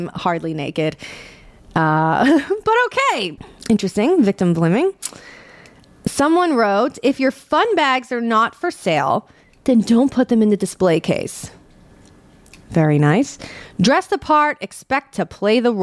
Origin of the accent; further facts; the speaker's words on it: New York City, New York, United States; I'm born and raised in New York City